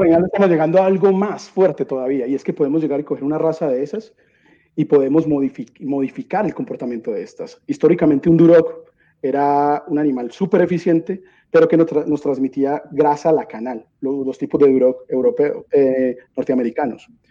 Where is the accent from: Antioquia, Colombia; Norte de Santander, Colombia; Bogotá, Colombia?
Antioquia, Colombia; Medellín; yo nací en Medellín, Colombia